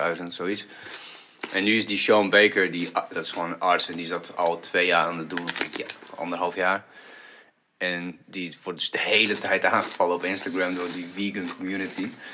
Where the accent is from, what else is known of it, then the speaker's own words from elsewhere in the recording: Bulgaria; now in Netherlands; ik kom uit Bulgarije